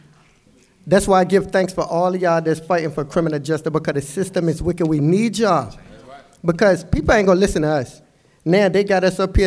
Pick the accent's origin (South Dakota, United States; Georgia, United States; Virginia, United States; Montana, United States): Virginia, United States; Norfolk; I come from Norfolk, so I come from the projects